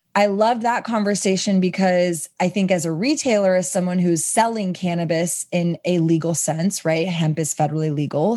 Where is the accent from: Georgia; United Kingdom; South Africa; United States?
United States; Texas; I come from Texas